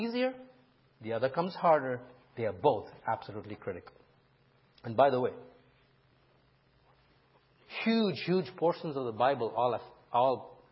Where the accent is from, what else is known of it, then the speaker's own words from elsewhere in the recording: India; moved away; when I was growing up in India